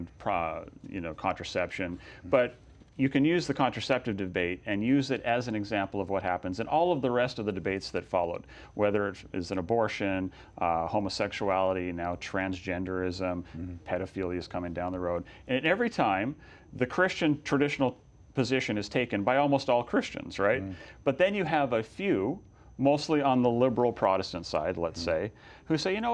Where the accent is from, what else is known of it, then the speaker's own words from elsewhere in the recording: California, United States; in my home state of California